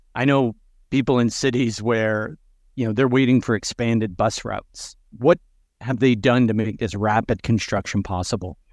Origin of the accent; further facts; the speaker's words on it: Buffalo, New York, United States; my hometown of Buffalo, New York